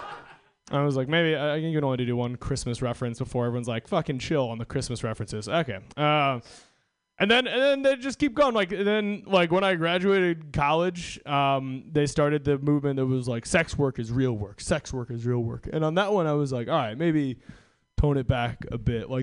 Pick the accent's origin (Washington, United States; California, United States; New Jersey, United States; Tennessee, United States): Washington, United States; I'm from Washington State